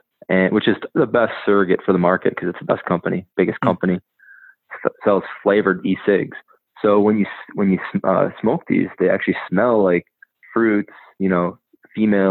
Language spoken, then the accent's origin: English; Wisconsin, United States; I'm from Wisconsin